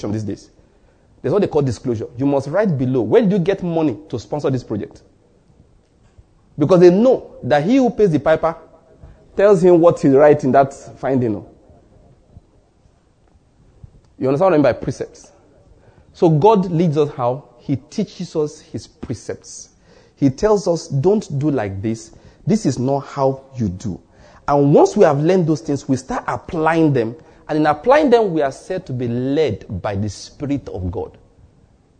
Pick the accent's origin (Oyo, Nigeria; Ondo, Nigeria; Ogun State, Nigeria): Ondo, Nigeria; moved away as an adult; also born or lived in Edo State / Taraba State / Lagos State; now in Enugu, Nigeria; I was born and bred in Ondo State, schooled in Edo State